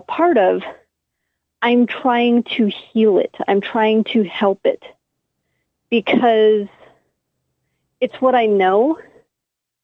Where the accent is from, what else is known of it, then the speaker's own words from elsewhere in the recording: United States; I am American